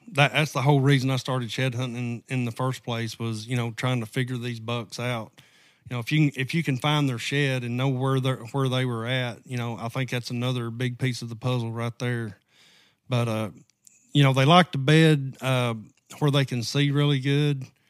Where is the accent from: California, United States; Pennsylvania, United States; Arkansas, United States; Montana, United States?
Arkansas, United States; Southwest; accent: southern draw; moved away; I'm originally from Southwest Arkansas